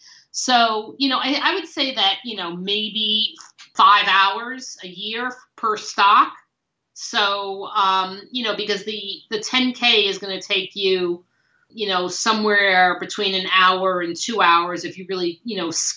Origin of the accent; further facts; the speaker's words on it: New York City, New York, United States; I grew up in Brooklyn